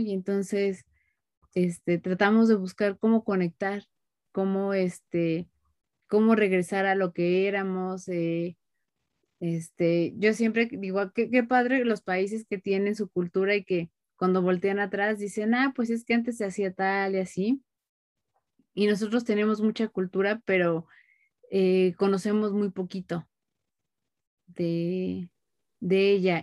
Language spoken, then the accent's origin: Spanish; Mexico; yo lo hablo como mexicanos